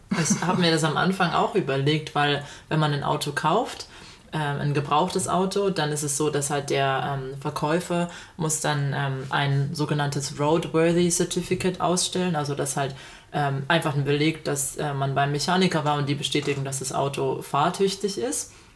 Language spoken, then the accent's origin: German; Germany; moved away as an adult; now in Australia